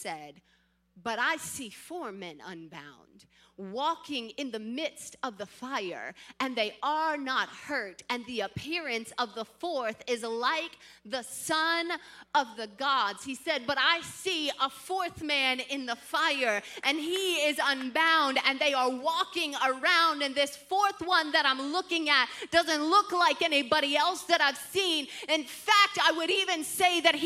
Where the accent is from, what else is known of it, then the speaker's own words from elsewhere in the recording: Midwest, United States; I grew up here in the Midwest. In fact, I grew up in the country Midwest